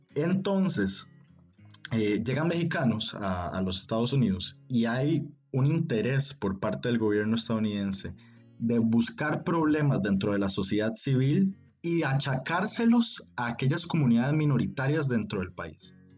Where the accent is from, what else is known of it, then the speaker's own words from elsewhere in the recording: San José, Costa Rica; also born or lived in Heredia, Costa Rica; nací y me, criaron en, en San José, Costa Rica de hecho cerca en una provincia que se llama Heredia